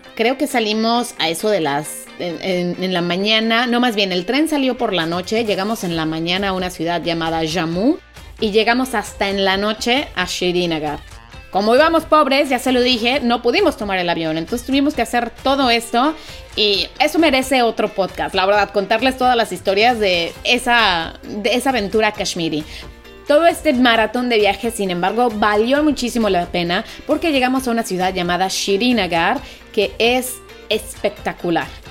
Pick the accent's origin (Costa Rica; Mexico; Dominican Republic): Mexico; moved away as an adult; also born or lived in Italy; yo soy mexicana y vengo de un país en donde también nos falta cultura para no tirar basura